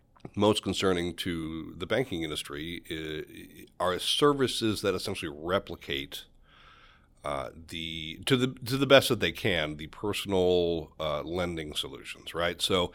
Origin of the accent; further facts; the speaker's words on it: New York, United States; also born or lived in Philadelphia / Dallas; I grew up in Western New York, and I spent my early years outside of Buffalo, went to college in Philadelphia, and as soon as I left for college, I was in big cities for many, many years, Philadelphia, Dallas.